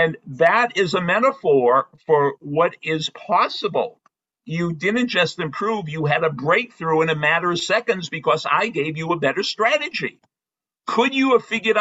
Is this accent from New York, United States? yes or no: no; Boston, Massachusetts, United States; when I was growing up in Brighton, Massachusetts